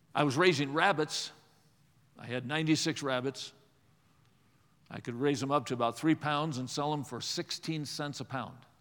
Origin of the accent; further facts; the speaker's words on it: Watertown, Wisconsin, United States; I grew up in Watertown, Wisconsin